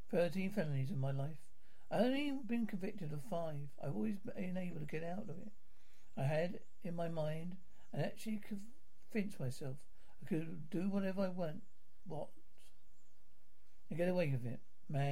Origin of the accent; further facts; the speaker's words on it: Kansas, United States; I grew up in Northwest Kansas. Out in the country. Everybody knew each other.